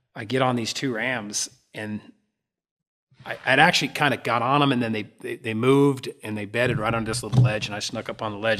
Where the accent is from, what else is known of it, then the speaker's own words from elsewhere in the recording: Alaska, United States; moved away; I grew up around in Alaska